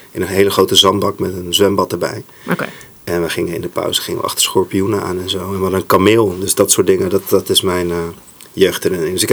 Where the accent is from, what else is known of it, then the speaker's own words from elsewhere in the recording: Saudi Arabia; want ik ben opgegroeid in Saudi-Arabië. Dus daar ging ik voor het eerst naar school, midden in de woestijn.